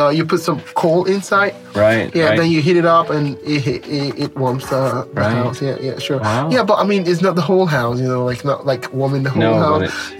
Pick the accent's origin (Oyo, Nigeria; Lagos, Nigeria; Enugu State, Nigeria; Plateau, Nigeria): Plateau, Nigeria; Jos; moved away as an adult; now in Novosibirsk, Russia; having traveled and, you know, being here in Siberia for this long, I now appreciate my hometown much more